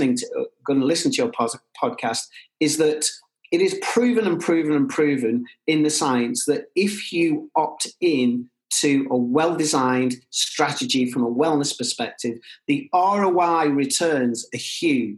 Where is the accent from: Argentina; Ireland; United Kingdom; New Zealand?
United Kingdom; Liverpool, North West England; for me as a Scouser